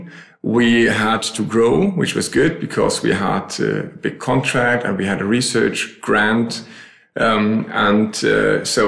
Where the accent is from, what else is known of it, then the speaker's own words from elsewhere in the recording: Berlin, Germany; moved away as an adult; also born or lived in Switzerland; now in Bremen, Germany; Originally, I'm from Berlin. I now live in Bremen.